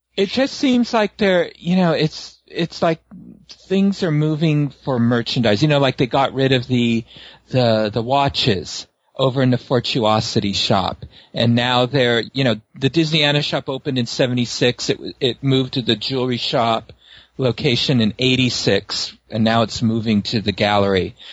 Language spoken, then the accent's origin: English; San Francisco, California, United States; growing up in San Francisco, we had a, uh, we had like a boardwalk called Playland at the Beach